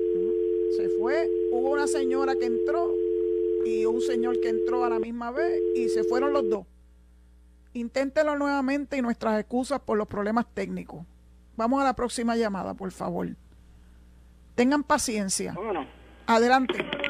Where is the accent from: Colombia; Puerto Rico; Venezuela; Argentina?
Puerto Rico; Cabo Rojo; en mi pueblo de Cabo Rojo